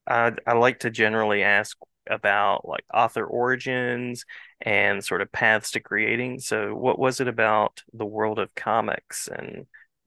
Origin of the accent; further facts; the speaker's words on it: West Virginia, United States; I'm a kid from West Virginia